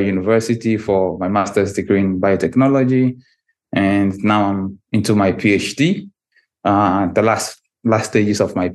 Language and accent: English; Tamale, Northern Region, Ghana; moved away as an adult; also born or lived in North East Region, Ghana; now in Russia; But I grew up entirely in a different city. Maybe it's like a big town, also in the northern part of Ghana, but in a different administrative region. It's called Tamale.